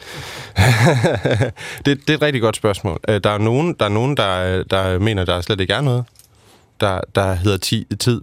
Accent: Aarhus, Central Denmark Region, Denmark; jeg er født og opvokset i Aarhus

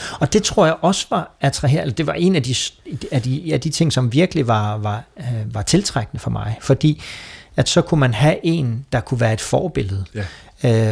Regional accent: Copenhagen, Capital Region of Denmark, Denmark; moved away as an adult; now in Esbjerg, Denmark; Kommer fra København.

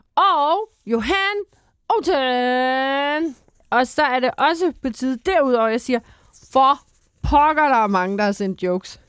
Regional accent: Bornholm, Capital Region of Denmark, Denmark; jeg kommer fra Bornholm, hvor det rent faktisk er alt bjerg

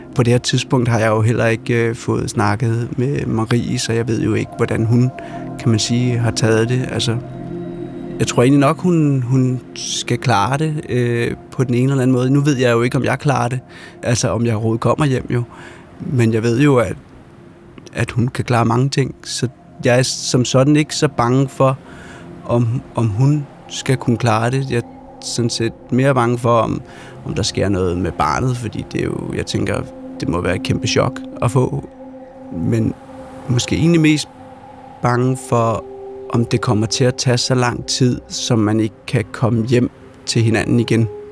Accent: Denmark; vi er fra Danmark

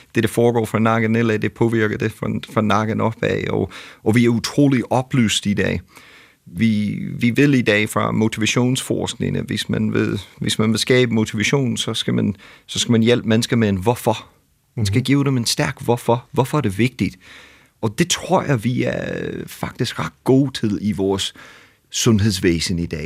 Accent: United States; Danish is a second language; now in Denmark; jeg kommer fra USA

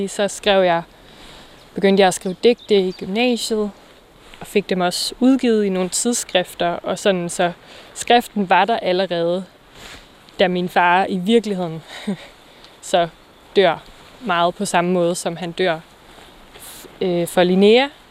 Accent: Vang, North Denmark Region, Denmark; now in Aarhus, Denmark; jeg er vokset op her i Thy, i en lille by, der hedder Vang

